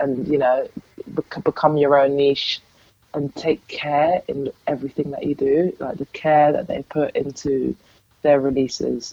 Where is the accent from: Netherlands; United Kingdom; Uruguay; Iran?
Netherlands; Amsterdam, North Holland; moved away; I'm originally from Amsterdam